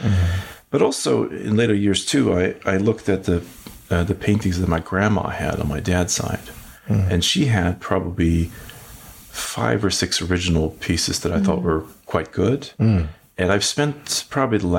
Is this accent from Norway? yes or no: yes; Western Norway, Norway; moved away as an adult; now in United States; I'm originally from Norway. I'm from a small town in Western Norway. And then when I was about 19, I came over here